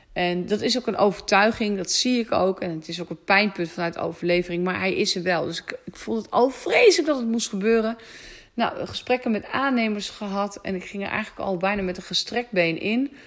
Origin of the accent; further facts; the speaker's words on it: Netherlands; ik kom uit de polder. Ik kan niet anders, jongens. Ik ben gewoon boerendochter, opgegroeid op de boerderij